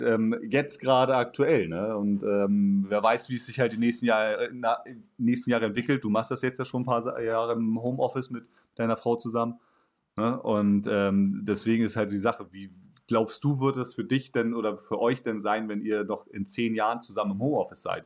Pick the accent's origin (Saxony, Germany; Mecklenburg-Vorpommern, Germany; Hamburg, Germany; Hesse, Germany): Hamburg, Germany; also born or lived in Dortmund; Also ich bin ja auch jetzt Großstadtmensch, aufgewachsen hier in Hamburg und äh, fast nie weggegangen.